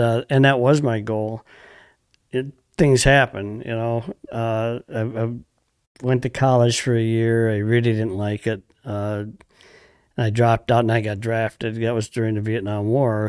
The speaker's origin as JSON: {"language": "English", "town": "Montello", "region": "Wisconsin", "country": "United States", "tie": "born or raised there", "said": "Grew up in Montello, Wisconsin, on the Fox River."}